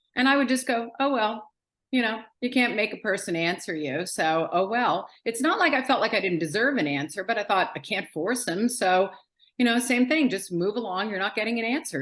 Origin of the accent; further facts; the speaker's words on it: New York City, New York, United States; now in Philadelphia, United States; I live in Philadelphia, just outside of Philadelphia. I was born and raised in New York City.